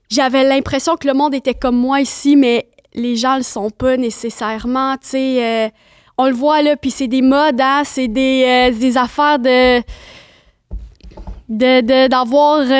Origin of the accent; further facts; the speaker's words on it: Rimouski, Quebec, Canada; ben, j'ai grandi, je viens de Rimouski, ben, relax.